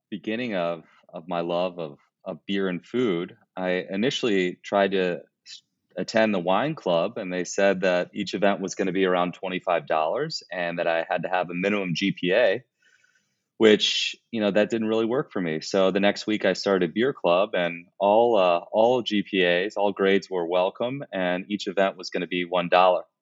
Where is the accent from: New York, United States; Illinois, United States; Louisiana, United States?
Illinois, United States; Chicago; I'm from Chicago, Illinois.